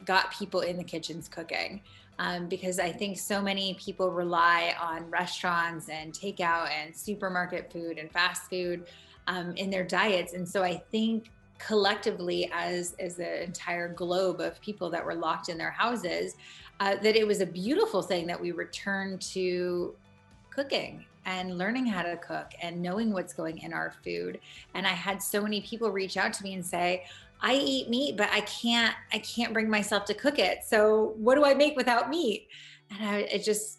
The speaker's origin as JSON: {"language": "English", "town": "San Diego", "region": "California", "country": "United States", "tie": "born or raised there", "also_born_or_lived": "London", "moved": "as an adult", "lives_now": "Los Angeles, United States", "said": "I grew up in California, in San Diego, born and raised, which is about 2 hours south of here in Los Angeles, where I live now"}